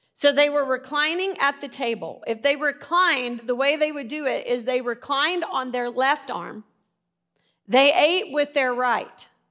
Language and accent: English; Arkansas, United States; I'm from Arkansas